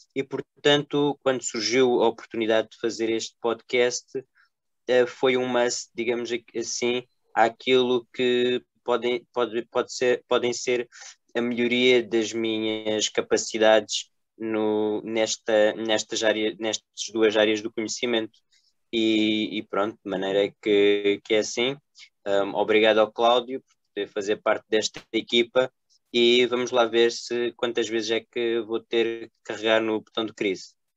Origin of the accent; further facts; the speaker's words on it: Águeda, Centro, Portugal; eu sou de Águeda